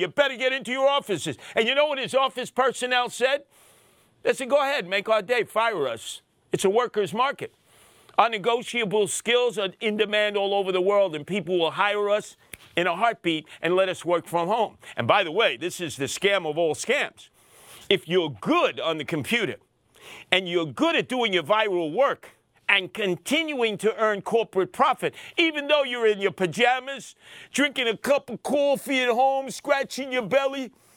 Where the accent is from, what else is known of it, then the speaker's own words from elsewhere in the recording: New York City, New York, United States; I'm from Brooklyn. I'm from Brownsville, never ran, never will. Well, I lived there on Osborne and Heg-, Hegeman for a while